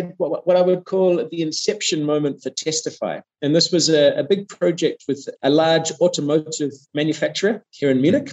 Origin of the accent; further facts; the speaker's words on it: New Zealand; moved away as an adult; now in Germany; I'm from New Zealand originally. I did my studies back in New Zealand.